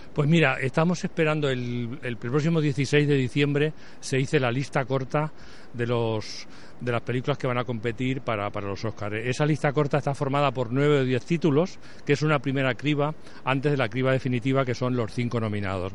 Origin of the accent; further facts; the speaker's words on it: Spain; also born or lived in Madrid; vivíamos en un pueblo como, muchos españoles de esa época